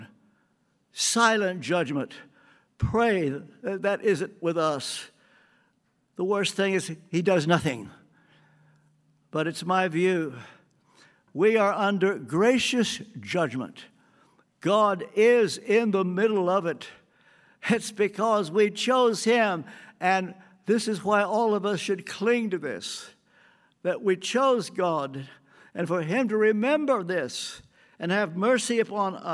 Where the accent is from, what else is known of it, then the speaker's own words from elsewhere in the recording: the South, Southern United States, United States; also born or lived in England; I'm a Southerner